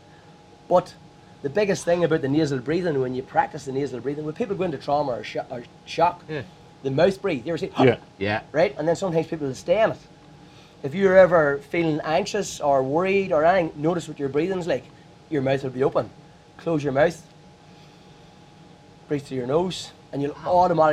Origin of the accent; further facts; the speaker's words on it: Armagh, Northern Ireland, United Kingdom; I'm from Armagh